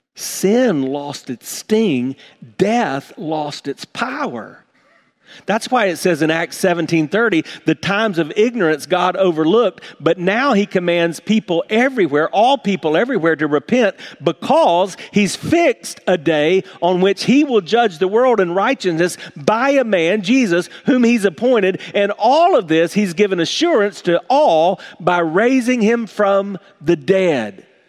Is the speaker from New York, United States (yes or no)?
no; South Carolina, United States; moved away; growing up in South Carolina, I kind of grew up with a simple life